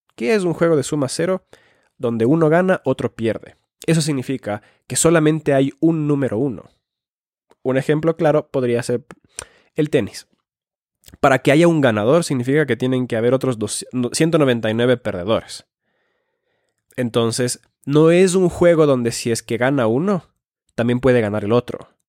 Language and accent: Spanish; Finland; moved away; also born or lived in Ecuador; soy nacido en Finlandia